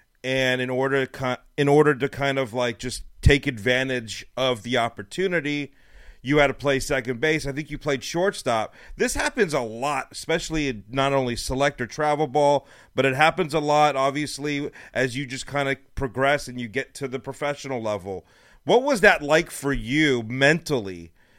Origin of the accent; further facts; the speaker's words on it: Los Angeles, California, United States; now in Texas, United States; my 11-year-old, who's playing select ball here now in Texas, we're from Los Angeles, and we moved here not long ago